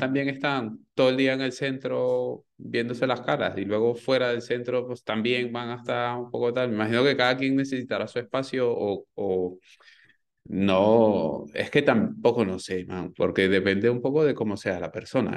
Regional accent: Venezuela; moved away as an adult; now in Spain; cuando emigré de Venezuela

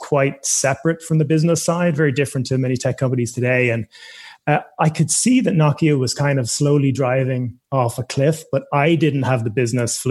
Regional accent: Ireland; also born or lived in United States / United Kingdom; I was born and raised in Ireland, studied engineering, electrical engineering here

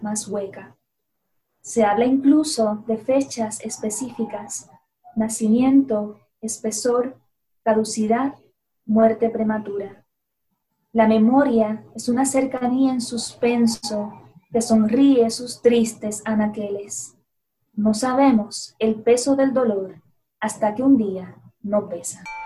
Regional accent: Puerto Rico; como puertorriqueños

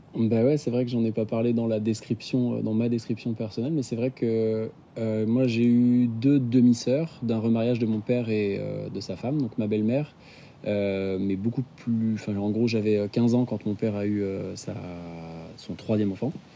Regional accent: Nantes, Pays de la Loire, France; je suis nantais, j'ai 33 ans

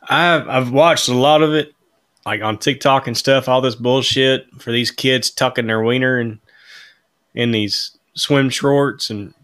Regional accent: Texas, United States; They'll know I'm straight up from Texas.

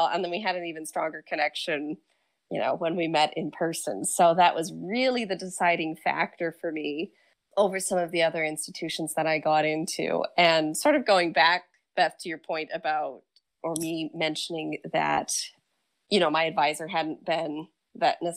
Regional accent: Geneva, New York, United States; also born or lived in Providence; my hometown of Geneva

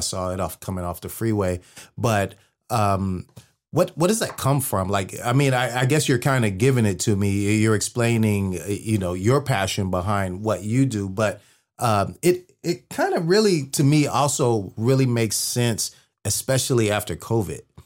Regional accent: Bay Area, Northern California, United States; moved away; I'm from the Bay Area. I'm from Northern California

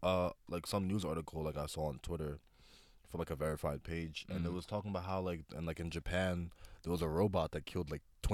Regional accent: Nigeria; I'm Nigerian

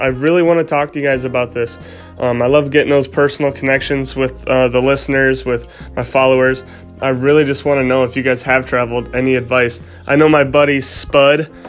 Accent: Iowa, United States; sitting in my house in my hometown, and just flipping stuff from my house and not having too much to see um, here in Iowa

